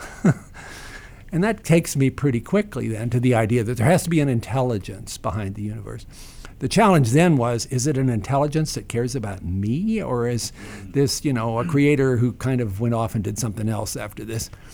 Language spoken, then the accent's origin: English; Staunton, Virginia, United States; Stanton, Virginia, my hometown